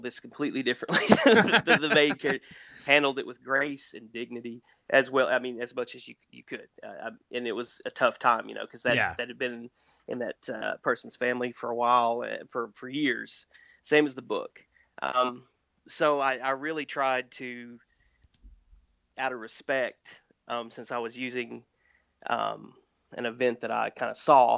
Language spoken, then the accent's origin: English; Wise County, Southwest Virginia, United States; moved away; It's in like Southwest Virginia. It's literally my hometown. It's where I live now, and I grew up here